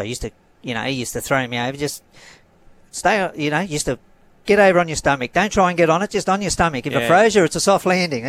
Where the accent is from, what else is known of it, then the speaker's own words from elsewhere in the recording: Greystanes, New South Wales, Australia; it started at Greystanes, where parents still live.